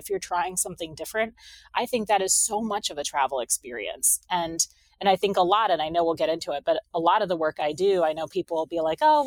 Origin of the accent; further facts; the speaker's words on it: New Hampshire, United States; moved away; also born or lived in Chicago; I grew up in New Hampshire